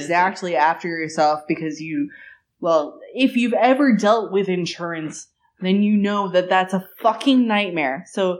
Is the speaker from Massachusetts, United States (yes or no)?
yes; Marshfield, Massachusetts, United States; moved away; I grew up in Marshfield